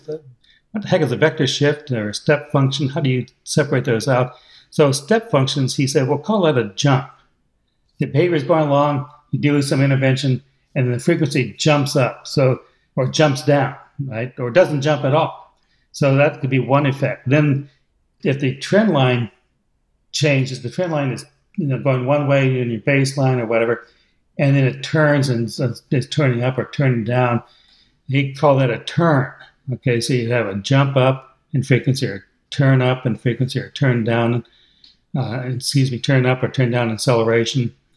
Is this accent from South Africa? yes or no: no; United States; accent: American English; I'm using American English